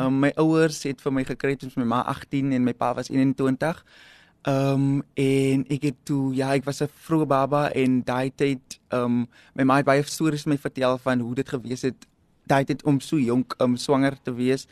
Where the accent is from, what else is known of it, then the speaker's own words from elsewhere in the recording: South Africa; um ek het daar opgegroei binne in Salouris Paas